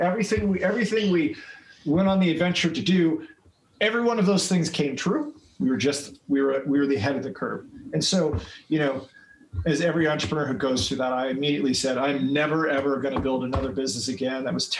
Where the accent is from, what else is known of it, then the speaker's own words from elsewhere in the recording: Philippines; also born or lived in Micronesia; And then I was raised in the Philippines after that.